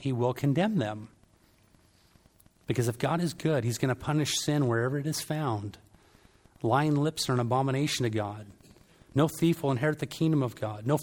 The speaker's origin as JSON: {"language": "English", "region": "Southern California", "country": "United States", "said": "I'm from Southern California"}